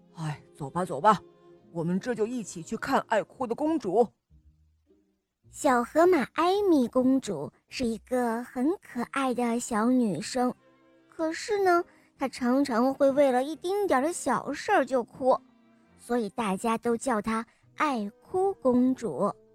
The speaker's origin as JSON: {"language": "Chinese", "region": "Shanghai", "country": "China", "said": "今年我六岁了，我来自上海"}